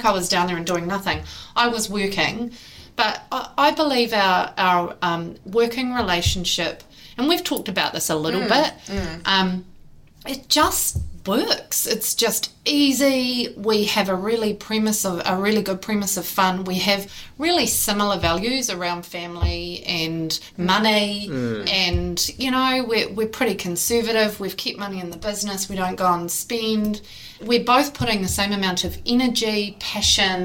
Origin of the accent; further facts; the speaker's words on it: Rotorua, Bay of Plenty, New Zealand; also born or lived in Holland / Christchurch; now in Tauranga, New Zealand; I'm from Rotorua.